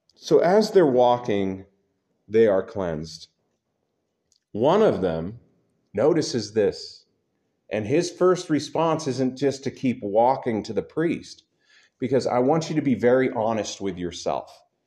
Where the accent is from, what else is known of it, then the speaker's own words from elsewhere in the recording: United States; I'm an American